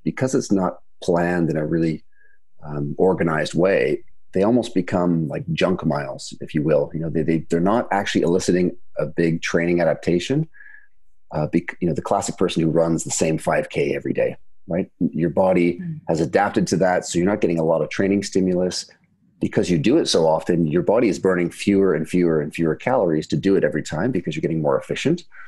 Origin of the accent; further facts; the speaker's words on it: Canada; now in United Kingdom; I'm from Canada, and of course here in the UK